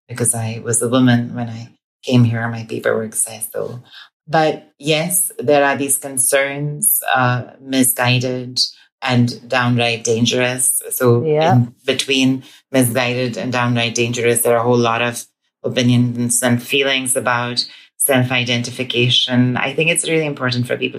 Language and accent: English; India; moved away as an adult; now in Scotland, United Kingdom; my experience growing up in India. I transitioned in India before I came here